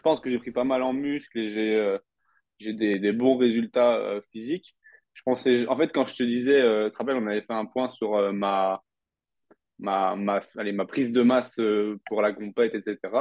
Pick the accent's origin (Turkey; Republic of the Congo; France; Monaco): France; now in Canada; on rentre en France pendant une petite période